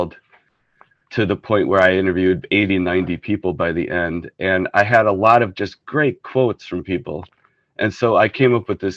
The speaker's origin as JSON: {"language": "English", "town": "Waukesha", "region": "Wisconsin", "country": "United States", "tie": "born or raised there", "lives_now": "Madison, United States", "said": "I grew up in Waukesha"}